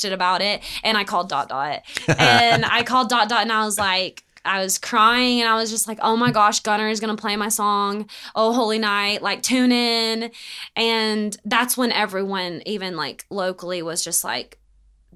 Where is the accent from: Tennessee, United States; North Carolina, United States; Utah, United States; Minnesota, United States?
Tennessee, United States; Maryville; I am from Maryville. It's not Knoxville.